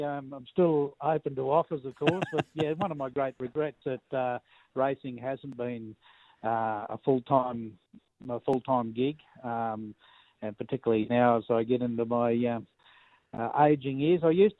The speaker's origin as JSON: {"language": "English", "town": "Wyandra", "region": "Queensland", "country": "Australia", "tie": "born or raised there", "said": "we grew up together in Wyandra"}